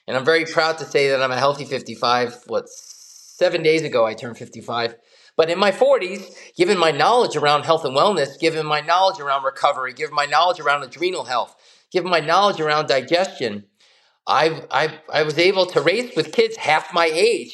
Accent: United States; growing up in the United States in the late 60s, 70s, and 80s

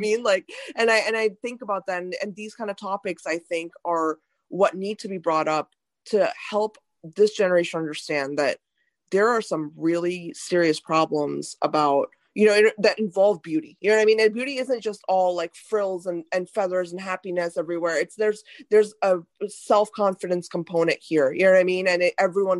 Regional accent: India; now in United States; I was born in India

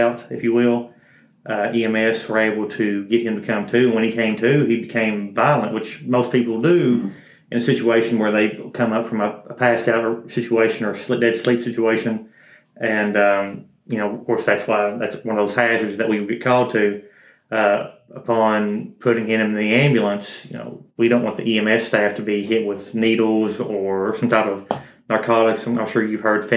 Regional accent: Powell County, Kentucky, United States; Born and raised in Powell County

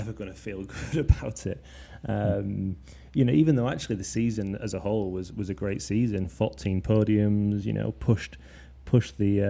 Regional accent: Leeds, Yorkshire and the Humber, United Kingdom; also born or lived in Twickenham; now in Binfield, United Kingdom; So I'm from Leeds originally, but I moved to Twickenham about a year ago

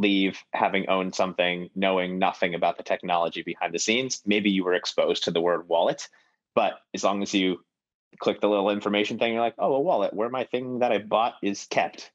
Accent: Buffalo, New York, United States; now in Boston, United States; I grew up in Buffalo, New York as well

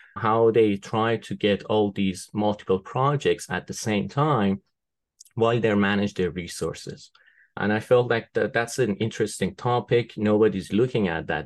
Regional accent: Tehran, Tehran Province, Iran; moved away as an adult; also born or lived in Isfahan, Iran / United Kingdom; now in United States; I was born in Iran. Uh, I was born in Isfahan. It's a city in the central part of Iran. It's kind of like a historical city. Um, lots of interesting, um, old buildings to see there. Uh, but I was raised in Tehran, the capital of the country

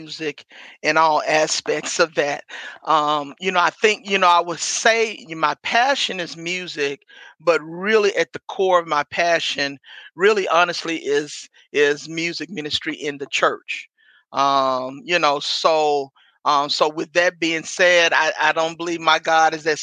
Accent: Memphis, Tennessee, United States; moved away as an adult; now in Chicago, United States; was born and raised Memphis, Tennessee

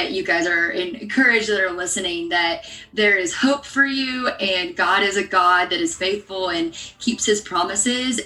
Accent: Arkansas, United States; moved away as an adult; also born or lived in Pepperdine University, California; I am a Southern girl at heart. So I grew up in Arkansas.

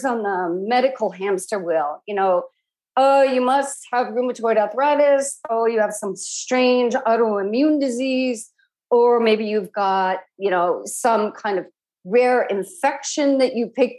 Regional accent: Midwest, United States; moved away; also born or lived in Bay Area, California; I grew up in the Midwest

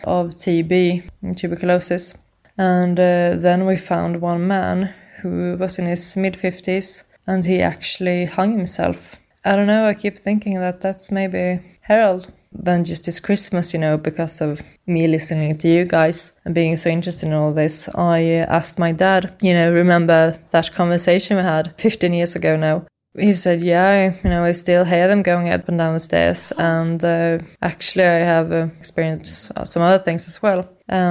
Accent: Sweden; I'm from Sweden.

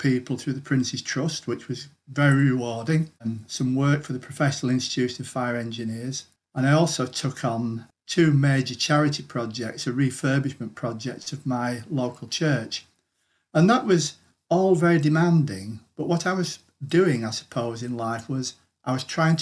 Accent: Greater Manchester, North West England, United Kingdom; I'm from Greater Manchester.

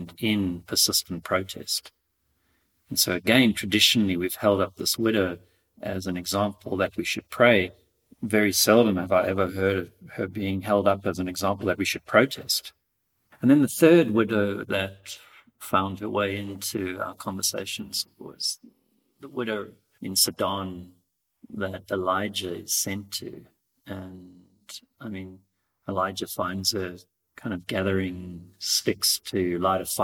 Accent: Cape Town, Western Cape, South Africa; I'm from Cape Town, South Africa

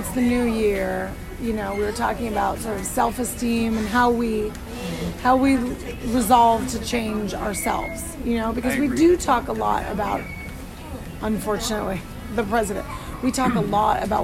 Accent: Arizona, United States; I grew up in Arizona

